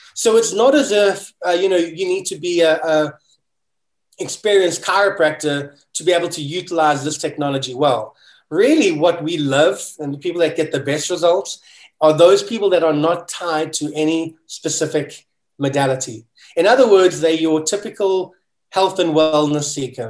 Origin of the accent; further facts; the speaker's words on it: South Africa; moved away as an adult; now in United States; I'm a kid from South Africa, and it was always my dream to move to America